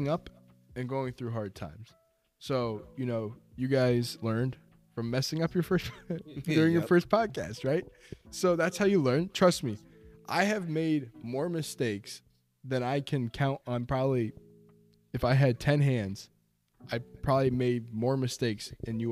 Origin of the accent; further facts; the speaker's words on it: Storrs, Connecticut, United States; I grew up in Storrs